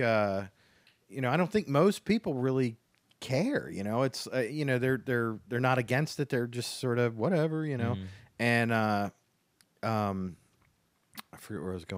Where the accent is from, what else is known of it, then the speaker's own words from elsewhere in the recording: Baltimore, Maryland, United States; I grew up here in Baltimore